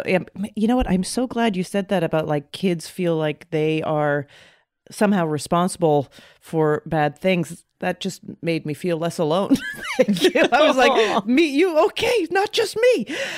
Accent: Canada; moved away; When I moved here, I thought it was mean. I thought I was so used to, mm-hmm. I grew up in Canada.

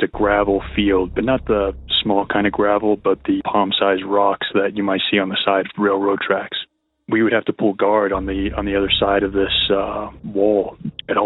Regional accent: Texas, United States; now in Boulder, United States; I'm from Texas. I'm currently residing in Colorado in the Boulder area

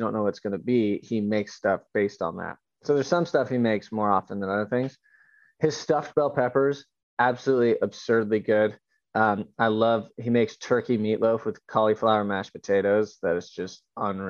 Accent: San Diego, California, United States; I'm from San Diego.

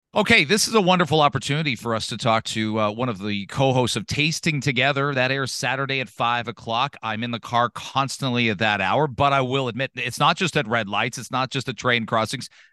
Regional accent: London, Ontario, Canada; I grew up in London, and London was as white, if not more, than Kitchener

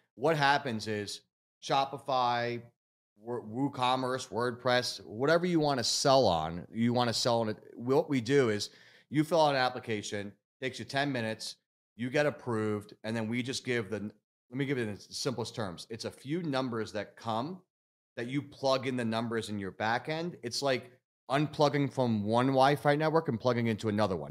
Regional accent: Philadelphia area, Pennsylvania, United States; I'm from Philly originally, outside Philly

